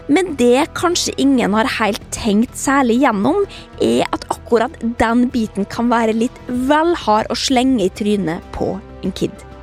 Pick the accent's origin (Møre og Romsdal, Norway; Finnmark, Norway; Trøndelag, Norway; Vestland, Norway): Trøndelag, Norway; Trondheim; Jeg er 11 år og jeg kommer fra Trondheim.